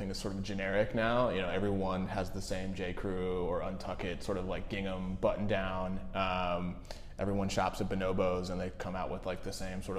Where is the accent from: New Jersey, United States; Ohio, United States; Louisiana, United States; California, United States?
Ohio, United States; Cincinnati; moved away; also born or lived in New York; I grew up in Cincinnati, Ohio